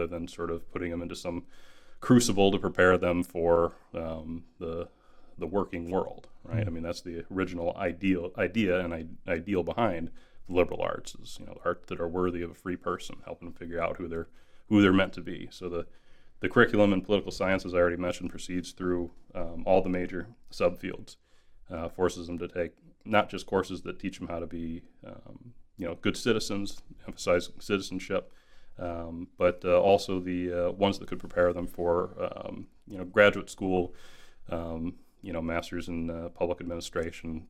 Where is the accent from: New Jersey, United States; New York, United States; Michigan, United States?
Michigan, United States; Kalamazoo; moved away as an adult; also born or lived in Louisiana; I am originally from Michigan, West Michigan, Kalamazoo to be precise.